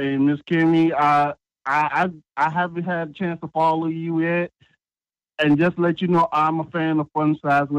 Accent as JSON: {"language": "English", "town": "Savannah", "region": "Georgia", "country": "United States", "said": "I'm from Georgia, too. I'm from Savannah."}